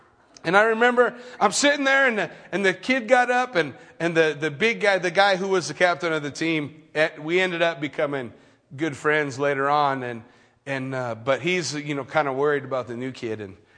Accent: Redlands, California, United States; I grew up in Redlands, which is a pretty big, fairly big town, big small town in California

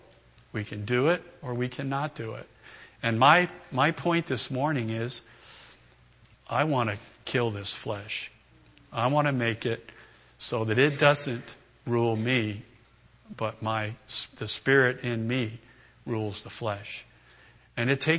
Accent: East Coast, United States; moved away; Raised back east, Red Sox fan, hated the Yankees

